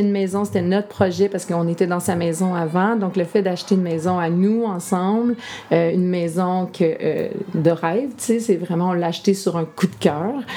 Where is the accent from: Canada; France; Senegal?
Canada; Lanaudière, Quebec; also born or lived in Montreal; Je suis revenue dans mon patelin.